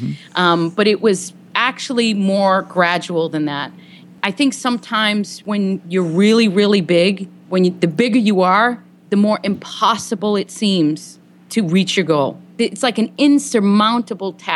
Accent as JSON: {"language": "English", "town": "Boston", "region": "Massachusetts", "country": "United States", "moved": "yes", "lives_now": "Los Angeles, United States", "said": "I'm originally from the Boston area"}